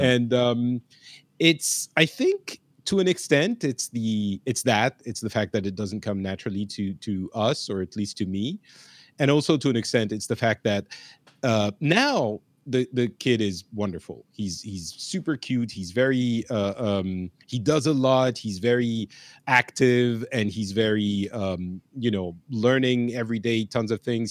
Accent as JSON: {"language": "English", "country": "France", "tie": "born or raised there", "also_born_or_lived": "Lebanon / Japan", "said": "I grew up in France"}